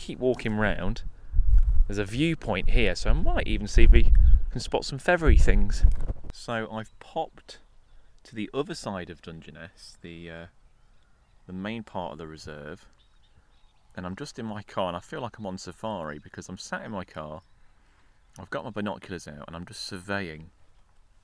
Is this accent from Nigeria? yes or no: no; East Midlands, United Kingdom; accent: East Midlands; my East Midlands accent